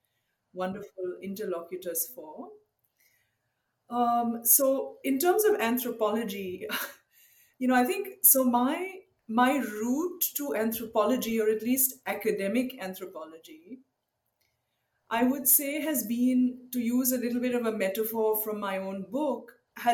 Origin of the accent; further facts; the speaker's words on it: Mumbai, Maharashtra, India; also born or lived in Chennai / Hyderabad; now in United States; I grew up actually in India and I spent a lot of my adolescence in Mumbai.